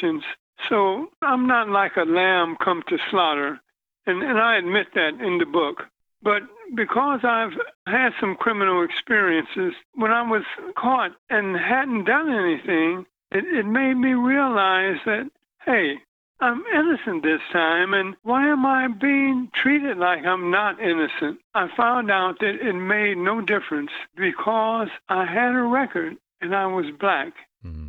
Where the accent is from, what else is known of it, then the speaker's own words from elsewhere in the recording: Cincinnati, Ohio, United States; I was born in Cincinnati, Ohio. My mother died when I was 12